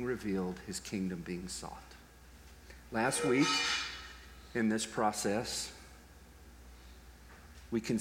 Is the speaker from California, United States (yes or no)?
no; Texas, United States; I'm from Texas